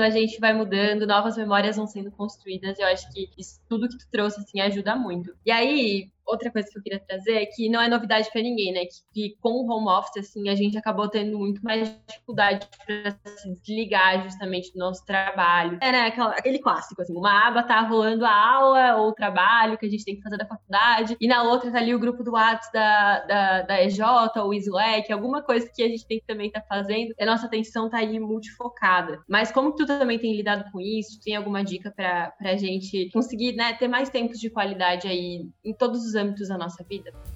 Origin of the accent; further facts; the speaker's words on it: Santa Catarina, Brazil; venho de Santa Catarina